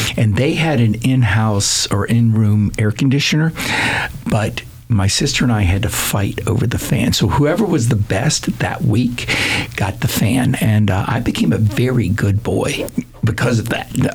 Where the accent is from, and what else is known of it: Seminole County, Florida, United States; born or raised there; also born or lived in Wilmington, Delaware